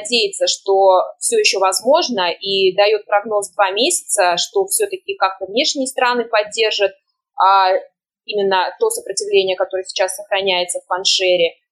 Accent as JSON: {"language": "Russian", "town": "Termez", "region": "Surxondaryo Region", "country": "Uzbekistan", "tie": "born or raised there", "said": "И я сама родом из Термеза, разговаривала, например, со своими знакомыми и даже родственниками."}